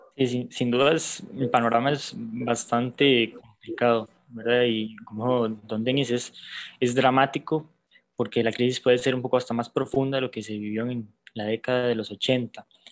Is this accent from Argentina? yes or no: no; Costa Rica